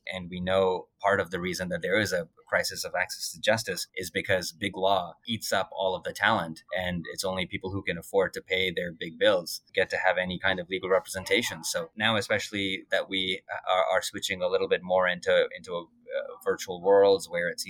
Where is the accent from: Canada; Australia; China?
Canada; Alberta; also born or lived in India; now in Fredericton, Canada; And, you know, I'm from Alberta. I moved to Alberta from India. I moved from Alberta to Ontario, and I did not think I'd be living in Fredericton next.